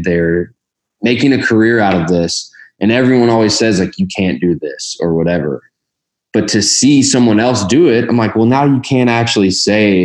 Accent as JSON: {"language": "English", "town": "Louisville", "region": "Kentucky", "country": "United States", "tie": "born or raised there", "said": "I grew up in Louisville"}